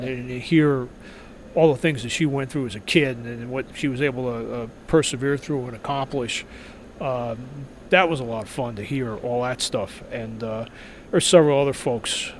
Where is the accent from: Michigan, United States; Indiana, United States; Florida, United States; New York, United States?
New York, United States; moved away as an adult; now in Minnesota, United States; as you might be able to tell from the accent, I'm not from here. I'm originally from New York, but I've lived here for, for more than a decade